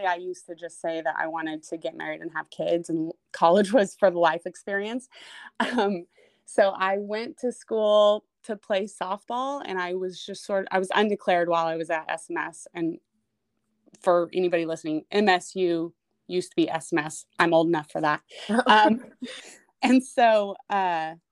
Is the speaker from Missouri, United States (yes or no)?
yes; Blue Springs, Missouri, United States; I grew up just outside of Kansas City, Missouri, in Blue Springs